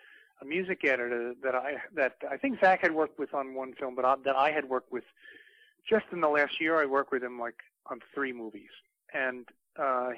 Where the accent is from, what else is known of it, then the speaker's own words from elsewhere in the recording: New York City, New York, United States; I grew up in the Bronx